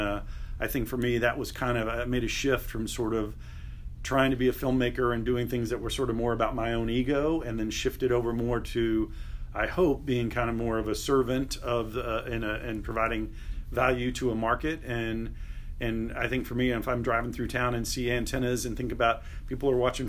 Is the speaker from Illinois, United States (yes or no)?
no; Texas, United States; moved away as an adult; also born or lived in Reno; now in Kansas City, United States; I was born in Texas and grew up there. Went to school in Austin at University of Texas